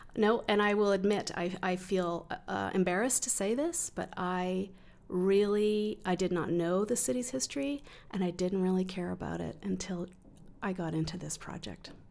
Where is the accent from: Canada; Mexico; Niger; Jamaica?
Canada; Calgary, Alberta; also born or lived in Vancouver; I grew up in the Southwest suburbs in the sixties